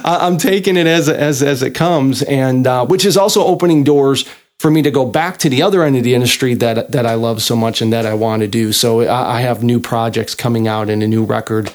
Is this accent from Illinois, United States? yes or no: yes; Chicago, Illinois, United States; moved away; also born or lived in Meridian, Mississippi; I was born and raised in Chicago